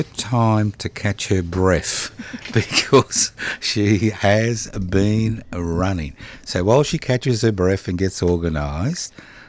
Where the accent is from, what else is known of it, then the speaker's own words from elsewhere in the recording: Brisbane, Queensland, Australia; moved away as an adult; I was actually born in the Royal Brisbane Hospital